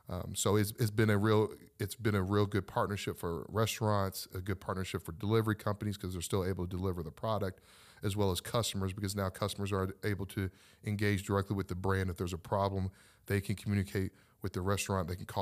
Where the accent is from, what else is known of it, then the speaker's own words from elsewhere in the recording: Louisville, Kentucky, United States; Well, I was born and raised in Louisville, Kentucky, and I didn't want to become an entrepreneur.